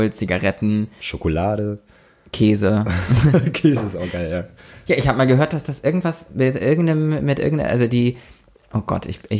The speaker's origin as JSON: {"language": "German", "town": "Lübeck", "region": "Schleswig-Holstein", "country": "Germany", "tie": "born or raised there", "said": "ich vergleiche immer, wie viele Einwohner meine Heimatstadt hat und dann"}